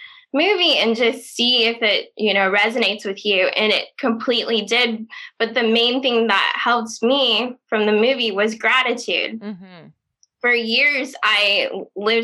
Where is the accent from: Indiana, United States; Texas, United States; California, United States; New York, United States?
Indiana, United States; moved away as an adult; now in Los Angeles, United States; I'm from Indiana, small town in Indiana.